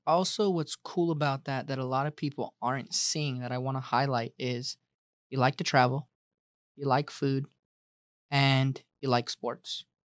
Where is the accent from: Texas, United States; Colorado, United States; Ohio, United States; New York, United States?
Colorado, United States; now in Arizona, United States; I'm from Colorado